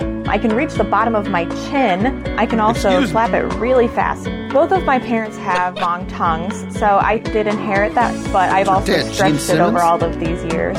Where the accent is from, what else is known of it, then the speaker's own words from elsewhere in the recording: Michigan, United States; I'm from Michigan